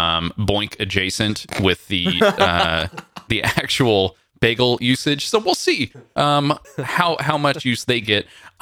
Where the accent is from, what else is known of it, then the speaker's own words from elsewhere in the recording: California, United States; As a Californian, I don't really have feelings about this.